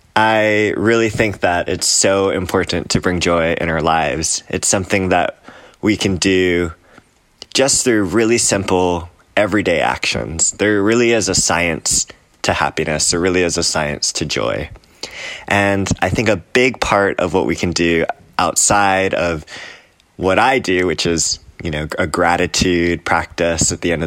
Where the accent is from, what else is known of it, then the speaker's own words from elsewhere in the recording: Hawaii, United States; all across the country, from the Gulf Coast in Alabama to Hawaii, my home state, to the coastlines, to New York City